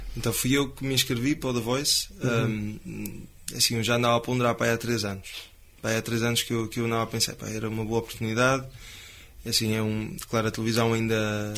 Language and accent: Portuguese; Cinfães, Norte, Portugal; eu sou de Sinfãs, e falo que sou de Sinfãs de boca cheia